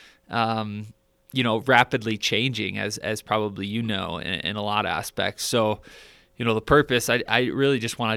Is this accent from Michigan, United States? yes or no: yes; Michigan, United States; I'm originally from Michigan